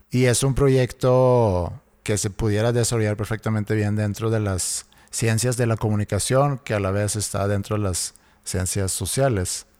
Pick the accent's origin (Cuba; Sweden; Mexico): Sweden; cuando yo crecí en Suecia